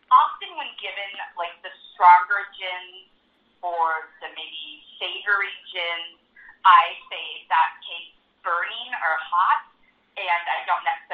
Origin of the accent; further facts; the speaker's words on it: Minnesota, United States; now in St. Louis, United States; my home state of Minnesota